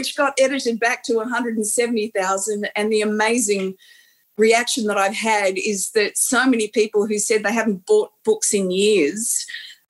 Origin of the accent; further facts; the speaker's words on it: Campbelltown, New South Wales, Australia; I'd lived a pretty sheltered life growing up in Campbelltown